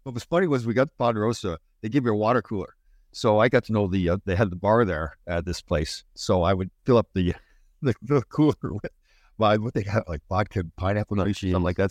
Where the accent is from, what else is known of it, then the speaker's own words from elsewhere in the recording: Brampton, Ontario, Canada; I'm from Brampton